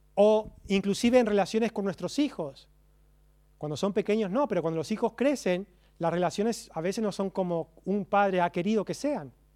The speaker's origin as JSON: {"language": "Spanish", "country": "Argentina", "said": "Como buen argentino"}